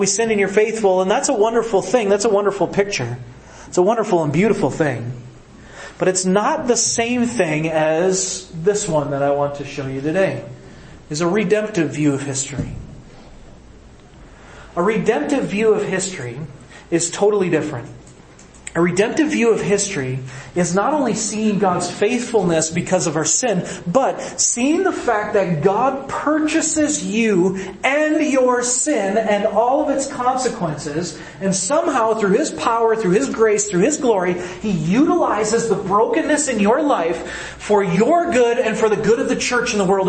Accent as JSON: {"language": "English", "region": "Midwest", "country": "United States", "said": "I'm from the Midwest"}